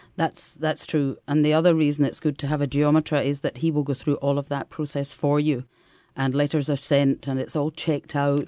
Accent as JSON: {"language": "English", "region": "Scotland", "country": "United Kingdom", "moved": "yes", "lives_now": "Italy", "said": "as a Scottish person"}